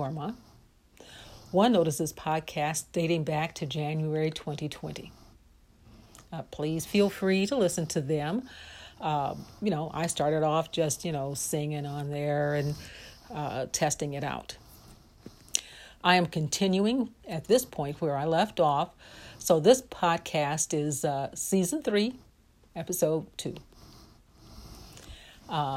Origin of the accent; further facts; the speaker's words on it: Lake County, Indiana, United States; now in Porter County, Indiana, United States; I'm originally from Lake County